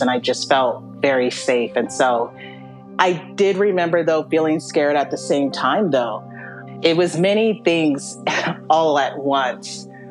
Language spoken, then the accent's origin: English; Western Washington, United States; I grew up in Western Washington, and that's where I went into foster care